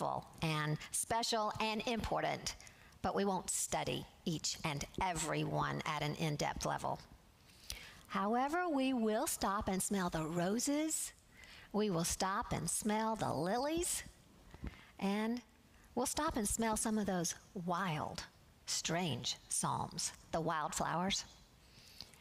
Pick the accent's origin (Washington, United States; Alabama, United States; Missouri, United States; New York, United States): Alabama, United States; I'm from Alabama, and I like to say y'all